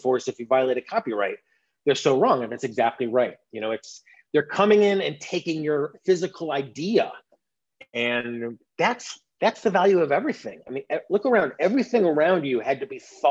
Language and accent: English; United States; as an American